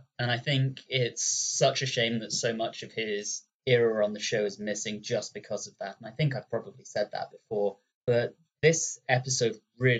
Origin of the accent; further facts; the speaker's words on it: United Kingdom; being a Brit